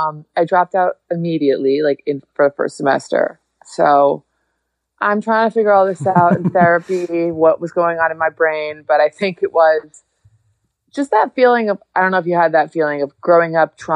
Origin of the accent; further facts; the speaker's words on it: Hudson Valley, upstate New York, United States; I grew up in the Hudson Valley, like in upstate New York.